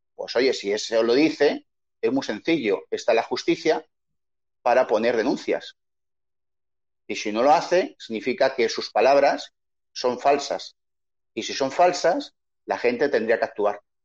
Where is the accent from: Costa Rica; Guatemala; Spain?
Spain; Madrid, Community of Madrid; moved away as an adult; now in Chile; yo soy un madrileño, que llevo 20 años en Chile